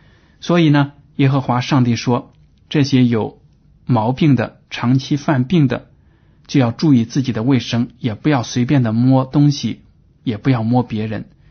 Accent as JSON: {"language": "Chinese", "country": "China", "said": "但是我们看到呢，我们中国人。拿猪的血或者其他动物的血呢，做所谓的猪红啊，这样的让人吃。"}